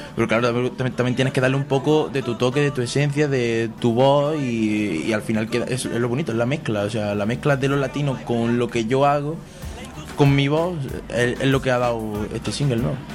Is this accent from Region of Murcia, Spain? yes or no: no; Granada, Andalusia, Spain; español de Granada que canta reggaeton